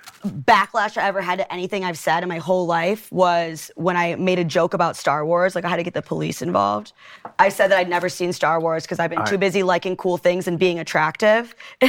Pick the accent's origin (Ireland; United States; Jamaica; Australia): United States; Detroit, Michigan; No, I grew up in the Detroit area.